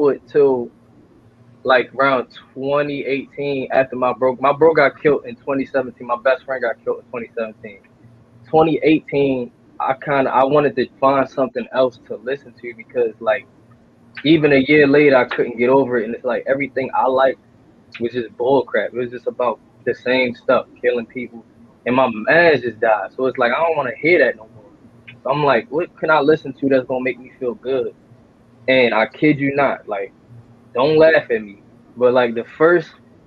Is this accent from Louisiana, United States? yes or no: no; Baltimore, Maryland, United States; I'm from East Baltimore, Harper Road, and Acadale